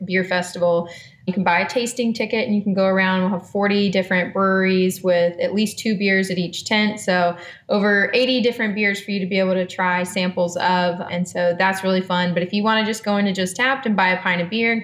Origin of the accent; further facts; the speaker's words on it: Macon, Georgia, United States; I am from Macon, born and raised. I went to school here, K through 12.